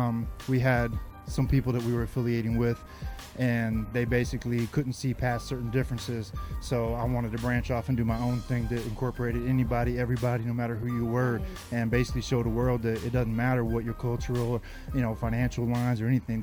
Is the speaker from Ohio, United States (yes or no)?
yes; Dayton, Ohio, United States; born there; also born or lived in California; I was born in Ohio, Dayton, Ohio, but, you know, military family.